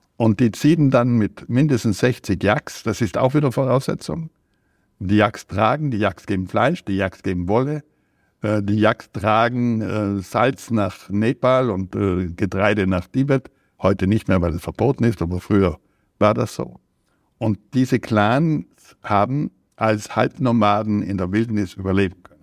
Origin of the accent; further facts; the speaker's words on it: South Tyrol, Trentino-Alto Adige, Italy; als Südtiroler bin ich Italiener und konnte auch Italienisch lesen